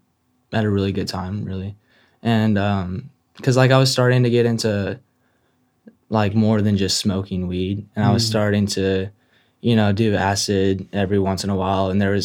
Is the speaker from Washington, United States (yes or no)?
no; San Antonio, Texas, United States; moved away; I'm from San Antonio.